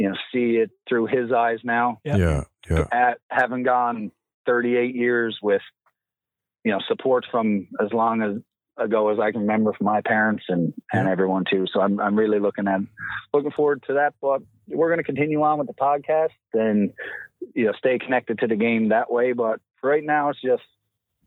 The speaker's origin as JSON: {"language": "English", "region": "Newfoundland and Labrador", "country": "Canada", "said": "as a Newfoundlander, as a proud Newfoundland ball player"}